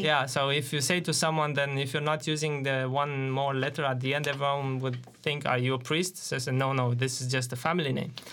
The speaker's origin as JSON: {"language": "English", "country": "Romania", "tie": "born or raised there", "moved": "as an adult", "said": "I joined a, an I T company in my hometown in, in Romania"}